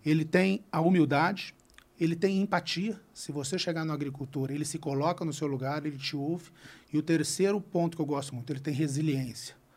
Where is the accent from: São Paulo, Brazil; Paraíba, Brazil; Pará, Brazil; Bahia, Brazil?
São Paulo, Brazil; interior of São Paulo state, Brazil; Eu sou do interior, eu sou de. Eu, eu sou paulistano, nasci em São Paulo, mas meu pai faleceu, eu tive que morar no interior uhum. de São Paulo